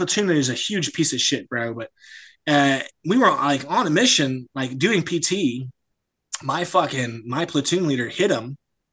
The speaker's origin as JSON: {"language": "English", "country": "United States", "moved": "as an adult", "lives_now": "France", "said": "I am American, so I'm in France"}